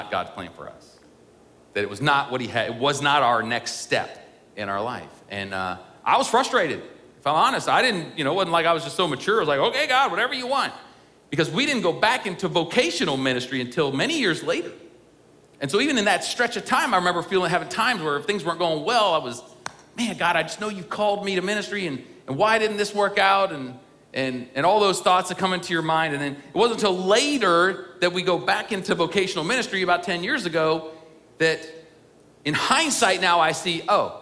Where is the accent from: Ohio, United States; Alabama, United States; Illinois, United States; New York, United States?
Ohio, United States; moved away; my home church that I grew up in Ohio